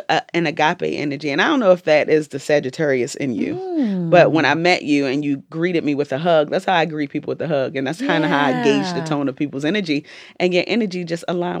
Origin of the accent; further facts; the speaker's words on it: Jamaica; I'm Jamaican, so, like, we eat food for